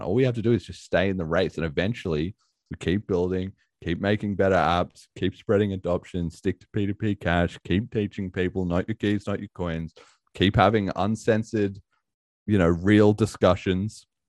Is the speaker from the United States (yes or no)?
no; Australia; being an Aussie